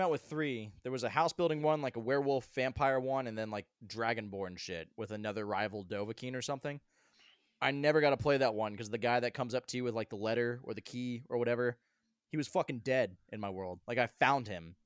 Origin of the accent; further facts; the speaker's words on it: Colorado, United States; now in Asheville, United States; I grew up in Colorado as a kid